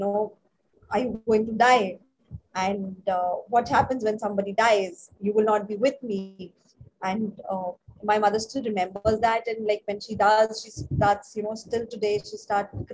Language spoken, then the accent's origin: English; Delhi, India; moved away as an adult; also born or lived in Hyderabad / Chennai / Bangalore / Mumbai; now in Gurgaon, India; So I was born in Delhi. It was my whole childhood schooling was done in Delhi